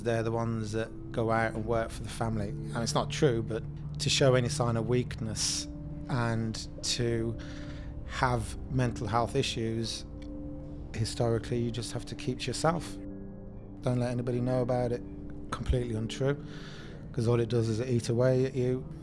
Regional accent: Tipperary, Munster, Ireland; also born or lived in Birmingham; I was born in Birmingham, was brought up in Tipperary

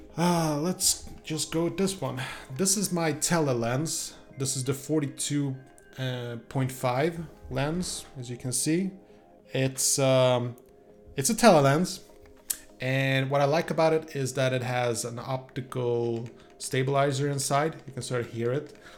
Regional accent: Sweden; moved away; I'm from Sweden originally.

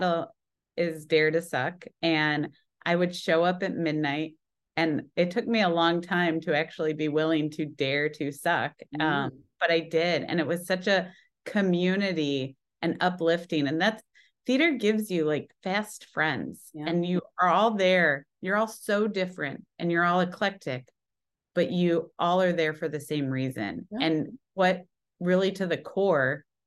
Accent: Midwest, United States; moved away as an adult; also born or lived in Las Vegas; now in Chicago, United States; Plus, I'm from the Midwest.

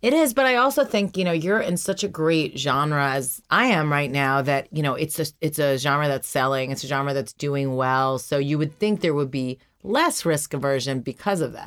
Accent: New York, United States; I grew up in New York

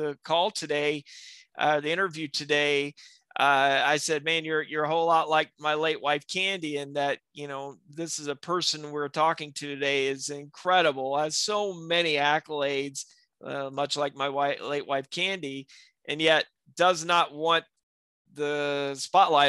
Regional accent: South Alabama, United States; in my community where I live, grew up in South Alabama in the United States

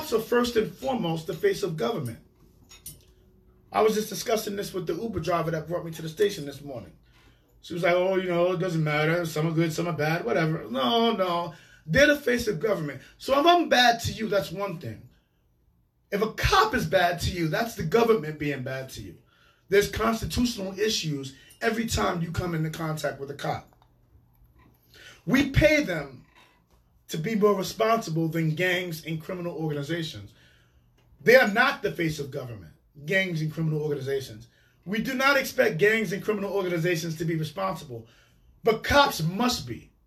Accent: New York City, New York, United States; moved away as an adult; now in Hartford, United States; I grew up in New York City housing projects

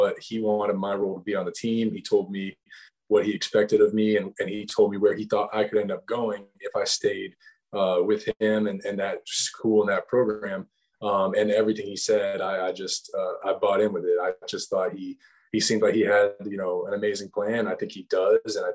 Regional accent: Georgia, United States; moved away; I'm from Georgia

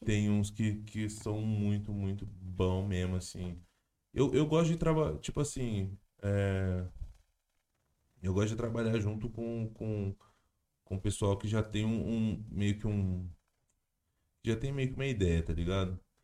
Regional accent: Jundiaí, São Paulo, Brazil; moved away as an adult; now in São Paulo, Brazil; Eu sou do interior, né? Sou de Jundiaí. Eu me mudei faz pouco mais de um ano, eu acho.

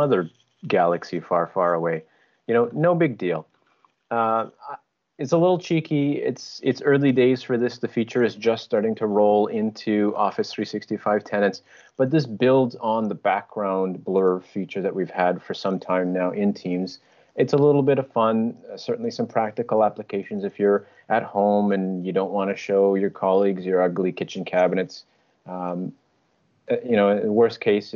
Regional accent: Winnipeg, Manitoba, Canada; we're from Winnipeg

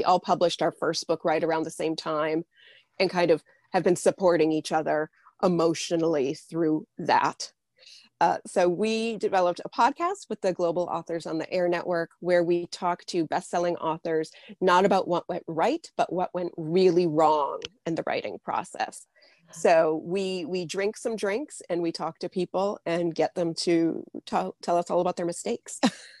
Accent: New Hampshire, United States; born there; also born or lived in Midwest; Yeah, I was born in New Hampshire. I spent about 10 or 12 years in the Midwest, and now I'm back in New Hampshire.

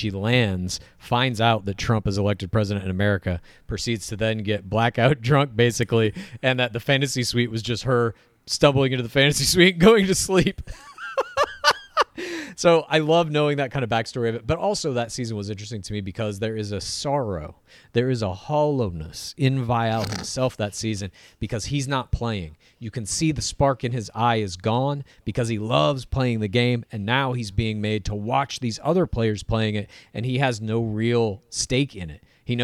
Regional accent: Canada; But I can't believe as a Canadian.

